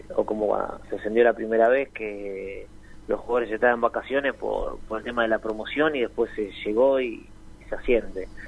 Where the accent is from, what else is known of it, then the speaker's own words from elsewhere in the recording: Argentina; nosotros como, como argentinos